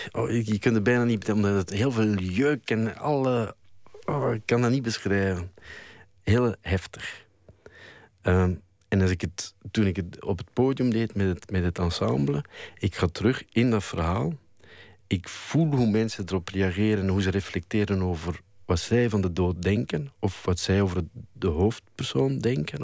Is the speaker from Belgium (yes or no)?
yes; Flanders, Belgium; als Vlaming